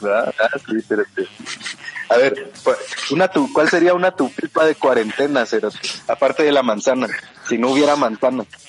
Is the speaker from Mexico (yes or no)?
no; Guatemala; Yo soy Huaca de Guate